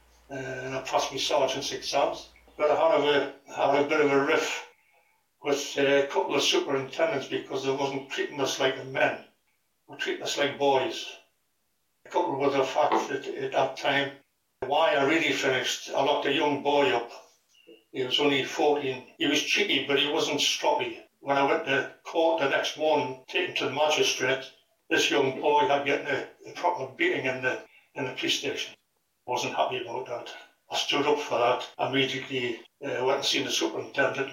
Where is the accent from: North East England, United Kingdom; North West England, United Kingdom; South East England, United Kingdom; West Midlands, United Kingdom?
North East England, United Kingdom; Newcastle upon Tyne; also born or lived in Bo'ness, West Lothian, Scotland; When we moved from Berwick down to Newcastle, that was because of my dad's job